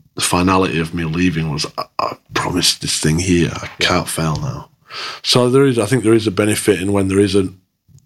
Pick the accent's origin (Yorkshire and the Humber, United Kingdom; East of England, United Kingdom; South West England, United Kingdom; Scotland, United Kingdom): Yorkshire and the Humber, United Kingdom; Dewsbury; moved away as an adult; also born or lived in Australia; I'm a kid from Dewsbury